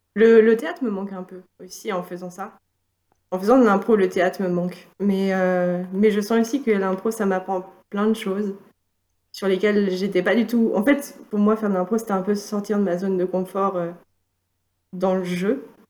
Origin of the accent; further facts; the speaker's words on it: Valenciennes, Hauts-de-France, France; now in Nantes, France; j'ai grandi dans le nord de la France, à Valenciennes